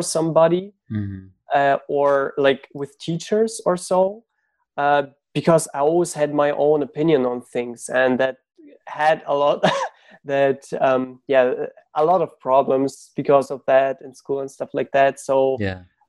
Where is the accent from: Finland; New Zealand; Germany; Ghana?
Germany; also born or lived in Ukraine; I grew up in Germany. So I was born in Ukraine, but we moved when I was 6 to Germany. So I grew up in school. I was in school and university in Germany